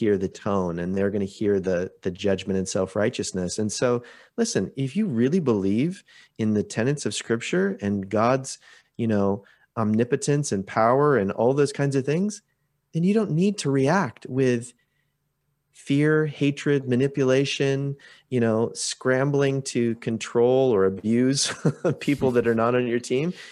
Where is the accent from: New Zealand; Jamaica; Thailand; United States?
United States; Portland, Oregon; now in Vancouver, Canada; I grew up outside of Portland, Oregon